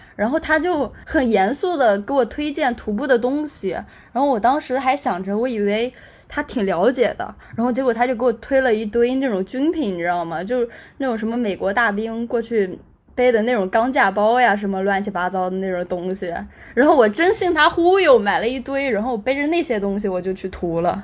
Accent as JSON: {"language": "Chinese", "region": "Anhui", "country": "China", "also_born_or_lived": "Beijing", "said": "现在坐标是在家，就是在，在安徽，我是安徽人"}